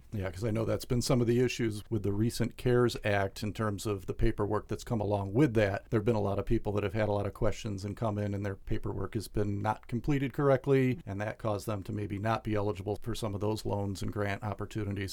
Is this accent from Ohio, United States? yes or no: no; New York, United States; moved away; the bank actually I started with when I was, I think, 16 years old growing up in New York State